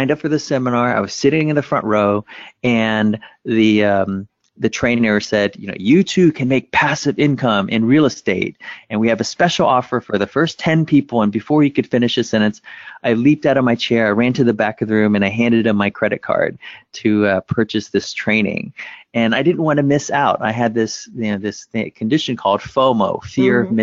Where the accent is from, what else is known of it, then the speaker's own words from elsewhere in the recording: United States; English is a second language; when my family and I made it to America, growing up, we didn't speak English